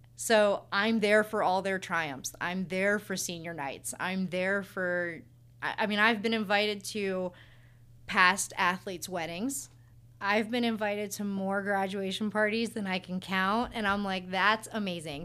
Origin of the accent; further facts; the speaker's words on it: Hartville, Ohio, United States; moved away as an adult; now in Tallmadge, United States; I grew up in Hartville. I went to Lake High School